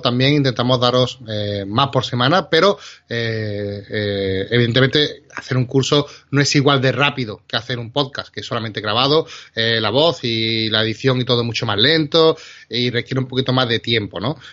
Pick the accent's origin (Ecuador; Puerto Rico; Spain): Spain; trabajamos y somos de aquí de España